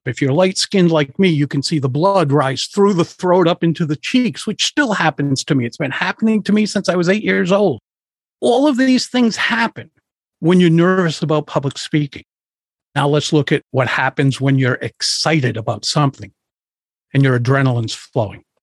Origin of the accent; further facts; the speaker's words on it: Providence, Rhode Island, United States; I grew up in Providence, Rhode Island